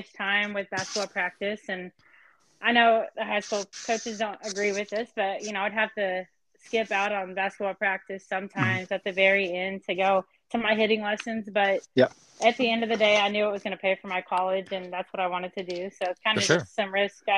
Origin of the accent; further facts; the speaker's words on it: Davis, Oklahoma, United States; I'm from Davis, Oklahoma. Small town